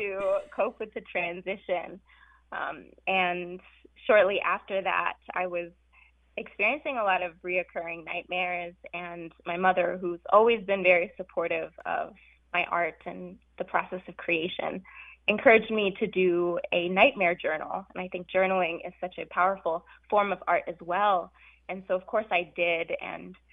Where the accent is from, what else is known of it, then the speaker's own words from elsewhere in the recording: California, United States; also born or lived in South Africa; I immigrated to California from South Africa with my very radical parents and younger brother